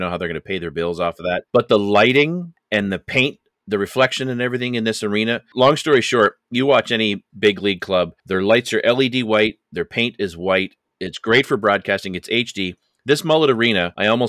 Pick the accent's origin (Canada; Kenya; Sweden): Canada; I'm Canadian